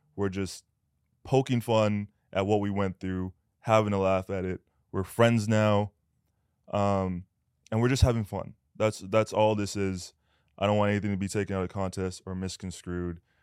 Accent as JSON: {"language": "English", "country": "Canada", "tie": "born or raised there", "moved": "as an adult", "lives_now": "United States", "said": "I'm Canadian"}